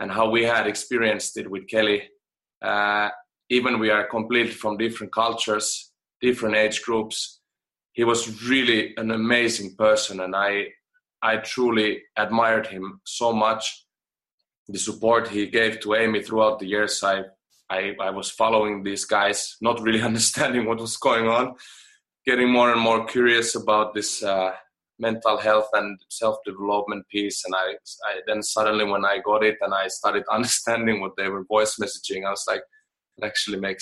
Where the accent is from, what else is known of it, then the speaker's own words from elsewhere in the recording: Finland; moved away; I'm from Finland originally, and I grew up in an environment where crying and a man crying was a little bit like a taboo